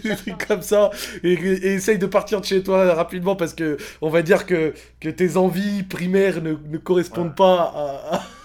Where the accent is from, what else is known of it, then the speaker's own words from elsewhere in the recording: Morocco; je suis marocain